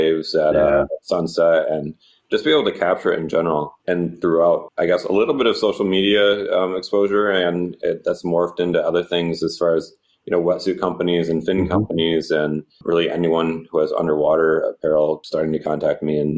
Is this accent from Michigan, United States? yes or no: yes; Michigan, United States; moved away; I'm from Michigan originally. So I did grow up in essentially next to one of the biggest freshwater bodies out there